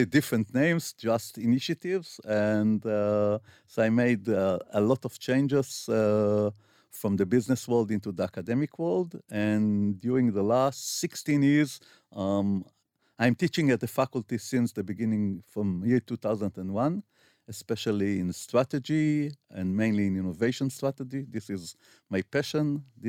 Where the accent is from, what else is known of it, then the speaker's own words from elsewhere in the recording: Tel Aviv, Tel Aviv District, Israel; also born or lived in Ramat Gan; I was born in Asuta in Tel Aviv.